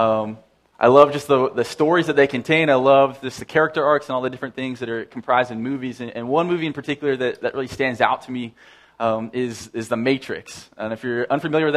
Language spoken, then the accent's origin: English; Saskatoon, Saskatchewan, Canada; moved away; I grew up in Saskatoon